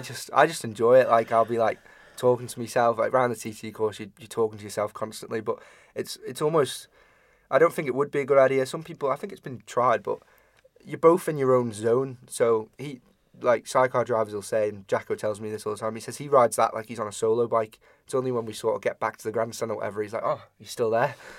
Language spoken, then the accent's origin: English; Ramsey, Isle of Man; we're from Ramsey